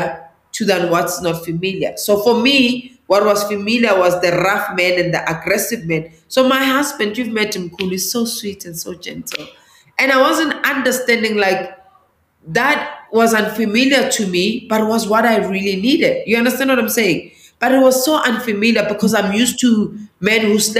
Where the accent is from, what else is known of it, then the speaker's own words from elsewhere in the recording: Johannesburg, Gauteng, South Africa; English is a second language; I was born in Alexandra Township, which is northeast of Johannesburg